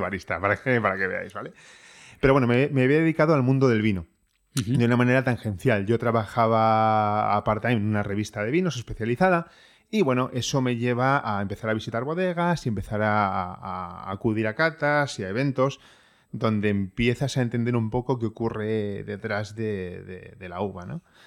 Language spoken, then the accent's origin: Spanish; Madrid, Community of Madrid, Spain; moved away as an adult; also born or lived in Ireland; now in Madrid, Spain; yo soy de Madrid